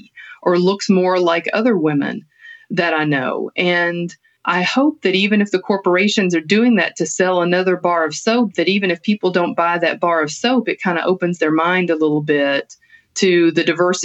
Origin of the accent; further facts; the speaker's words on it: Appalachia, United States; being a woman or being Appalachian or working class